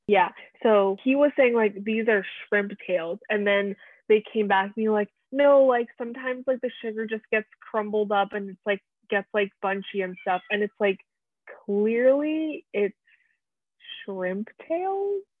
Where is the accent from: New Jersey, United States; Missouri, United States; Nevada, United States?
New Jersey, United States; Plainsboro; also born or lived in Nebraska; where we grew up made friends went to school